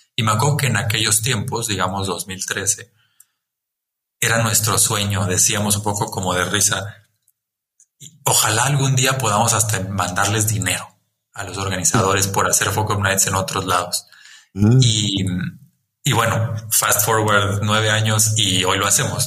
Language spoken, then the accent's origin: Spanish; Chiapas, Mexico; el haber nacido y crecido en Chiapas me marcó